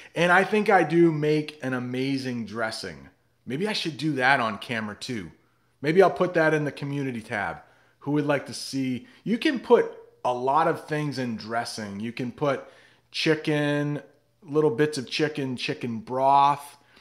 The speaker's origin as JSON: {"language": "English", "region": "New England", "country": "United States", "said": "I am from New England, which is in the northeast of the United States, about two hours north of Boston"}